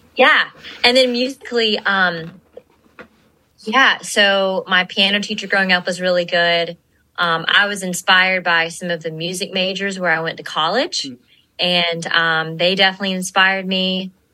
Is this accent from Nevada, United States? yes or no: no; Gainesville, Georgia, United States; I am from Gainesville, Georgia